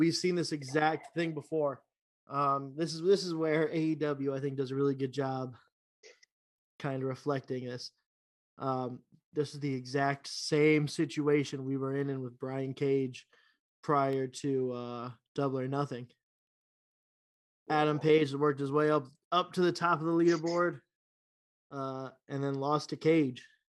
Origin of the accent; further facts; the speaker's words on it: Canada; I'm Canadian too.